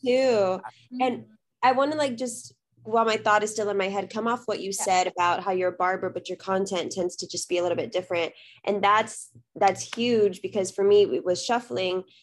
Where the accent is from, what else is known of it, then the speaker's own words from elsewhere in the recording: South Texas, United States; also born or lived in Austin, Texas; I was born and raised in Texas, currently live in Austin